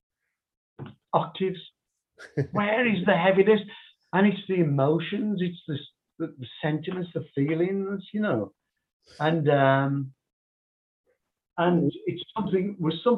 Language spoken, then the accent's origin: English; Birmingham, West Midlands, United Kingdom; Birmingham, my hometown